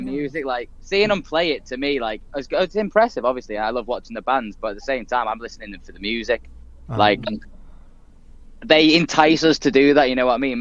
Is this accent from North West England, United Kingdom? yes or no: yes; Liverpool, North West England, United Kingdom; it's my hometown. Uh, Liverpool Academy